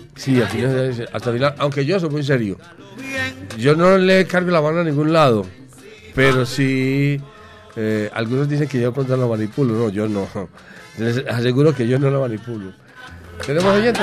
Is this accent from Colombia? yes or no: yes; Paisa, Antioquia, Colombia; accent: paisa; yo soy paisa. Paisa, más paisa que la arepa. Hijo de Ofelia y Francisco.